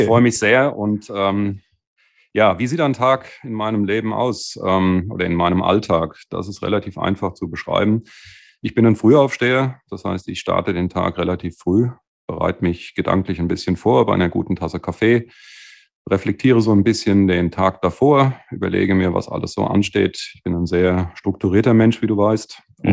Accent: Bad Homburg region, Hesse, Germany; also born or lived in Wiesbaden; ich bin dann in das wunderschöne Bad Homburg wieder quasi zurück zu der Region, wo ich aufgewachsen bin

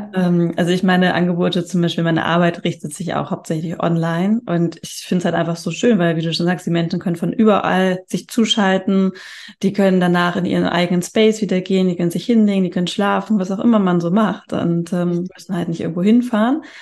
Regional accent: Hamburg, Germany; Ich komme aus Hamburg

